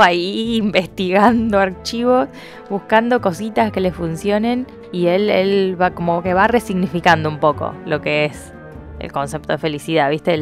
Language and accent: Spanish; Cañada de Gómez, Santa Fe, Argentina; now in Rosario, Argentina; somos de Cañada de Gómez. Em, una ciudad cerca de Rosario. Ahí crecimos y después nos mudamos a Rosario